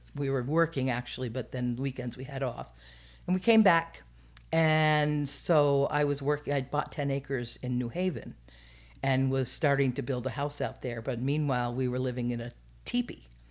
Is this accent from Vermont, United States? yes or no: yes; Burlington, Vermont, United States; also born or lived in Underhill, Vermont; I grew up in Vermont.